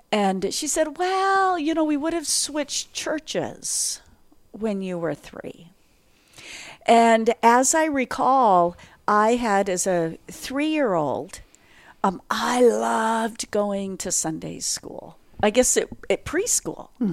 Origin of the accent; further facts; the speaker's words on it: North Dakota, United States; for those who know North Dakota, I grew up in a eight hundred square foot homestead shack